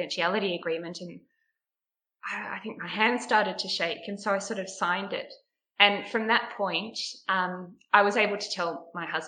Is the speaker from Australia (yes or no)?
yes; Huon Valley, Tasmania, Australia; also born or lived in West Coast, Tasmania; I grew up mostly in the Huon Valley, which is very rural